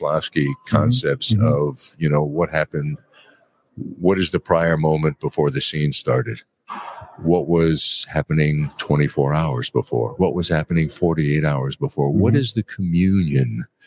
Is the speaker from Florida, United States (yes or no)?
no; New York, United States; I grew up in Brooklyn